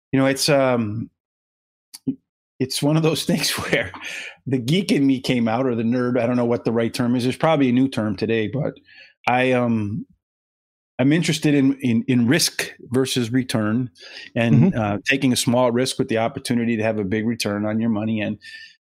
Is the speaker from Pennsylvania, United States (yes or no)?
yes; the Poconos, Pennsylvania, United States; growing up in the Poconos, not too far out of New York